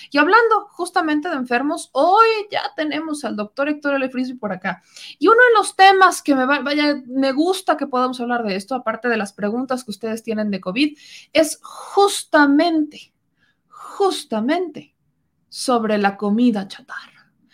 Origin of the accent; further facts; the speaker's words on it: Mexico; pues de México